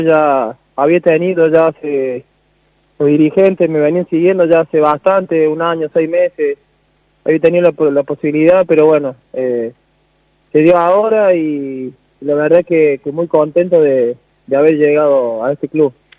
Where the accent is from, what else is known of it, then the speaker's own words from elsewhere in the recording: Saldán, Córdoba, Argentina; moved away; yo nací siempre ahí, estuve siempre ahí